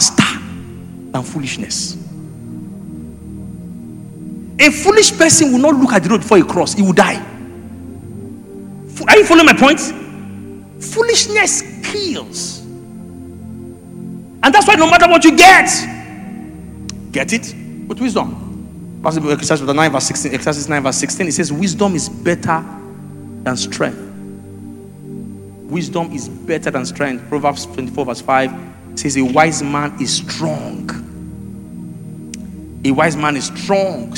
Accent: Egba land, Ogun State, Nigeria; I'm a deep Yoruba person. I come from Egba land. Deeply rooted

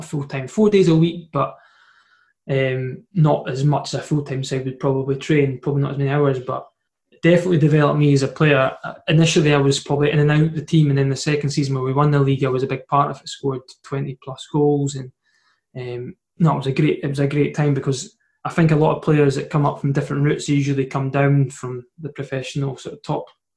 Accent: Edinburgh, Scotland, United Kingdom; I'm from Edinburgh

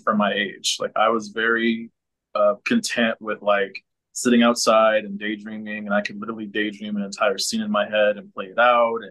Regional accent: San Antonio, Texas, United States; I am born and raised in San Antonio

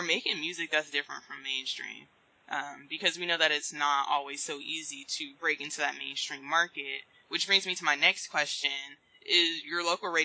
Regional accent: the West, United States; moved away; I'm from the West

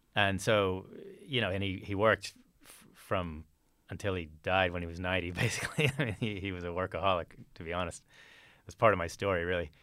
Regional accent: Fort Worth, Texas, United States; I was raised in, in Texas, in Fort Worth, Texas

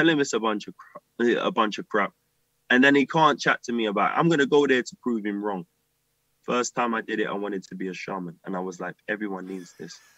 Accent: London, United Kingdom; growing up in Deptford, Blue Bar

